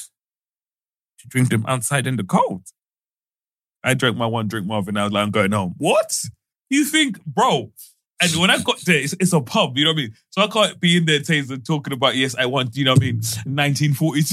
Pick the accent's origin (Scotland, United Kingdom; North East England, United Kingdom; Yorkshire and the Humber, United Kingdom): North East England, United Kingdom; Middlesbrough; I grew up in Middlesbrough